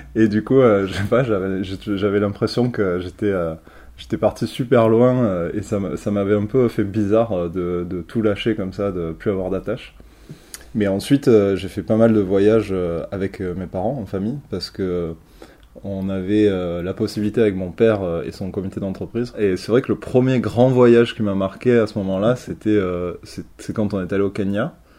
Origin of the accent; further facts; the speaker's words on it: Marseille, Provence-Alpes-Côte d'Azur, France; moved away as an adult; also born or lived in Paris; je suis originaire de Marseille. J'ai pas mal vécu à Marseille euh, pendant toute ma jeunesse